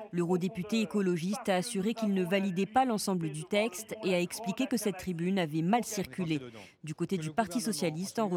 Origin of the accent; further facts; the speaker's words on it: France; Je suis française sous plus de huit générations. J'ai choisi ma religion parce que je suis libre dans mon pays.